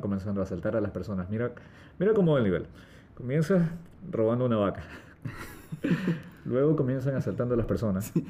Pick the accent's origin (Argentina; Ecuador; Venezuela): Ecuador; Nuestro país